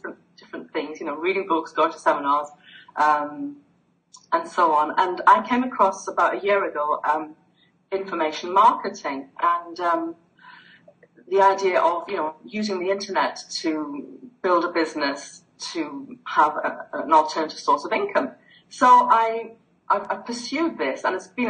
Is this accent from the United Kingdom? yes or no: yes; the north of England, United Kingdom; moved away as an adult; also born or lived in Greece; I'm from the north of England, and I was born and brought up here.